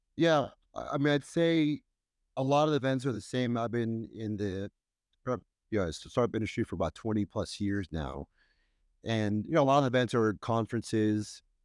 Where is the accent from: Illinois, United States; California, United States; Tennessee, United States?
California, United States; Bay Area; moved away as an adult; now in New York City, United States; when I go back to the Bay Area, it always brings great memories of my childhood and early career